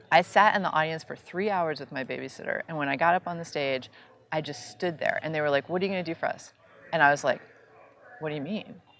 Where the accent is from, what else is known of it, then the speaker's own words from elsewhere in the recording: New York City, New York, United States; I grew up in New York City